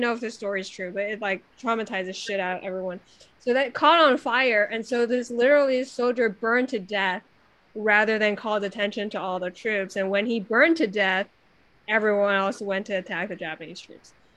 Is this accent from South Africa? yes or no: no; China; now in United States; I grew up in China in like the 90s